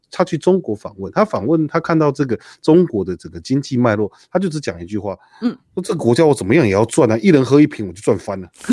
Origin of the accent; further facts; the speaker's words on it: Taiwan; 像我在眷村长大的